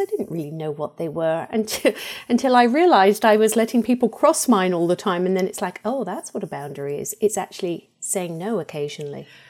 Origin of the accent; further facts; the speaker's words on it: England, United Kingdom; moved away; I was brought up in England